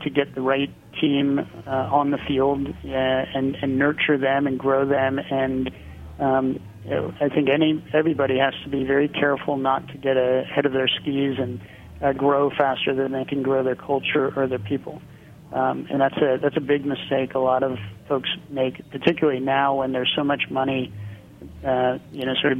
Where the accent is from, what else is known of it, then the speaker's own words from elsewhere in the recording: Pennsylvania, United States; moved away; also born or lived in California; I'm from Pennsylvania, so it would be like coming back home